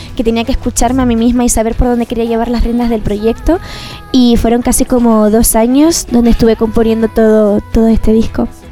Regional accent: Canary Islands, Spain; also born or lived in Galicia; now in Madrid, Spain; soy canaria, pero bueno, adoptada gallega

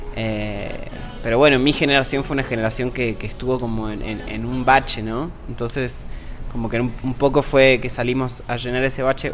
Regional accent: Mendoza, Argentina; yo soy de Mendoza, que es una ciudad chica en la que nunca hubo movida

